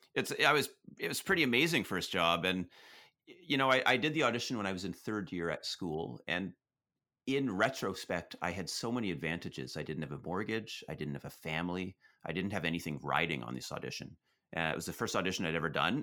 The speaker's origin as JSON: {"language": "English", "town": "Prince George", "region": "British Columbia", "country": "Canada", "tie": "born or raised there", "moved": "yes", "lives_now": "Toronto, Canada", "said": "I grew up in Prince George, B C"}